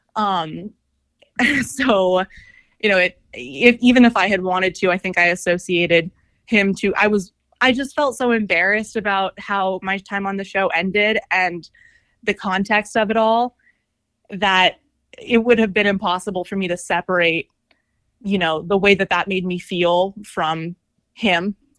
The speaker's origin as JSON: {"language": "English", "town": "Scottsdale", "region": "Arizona", "country": "United States", "tie": "born or raised there", "said": "I grew up in Scottsdale"}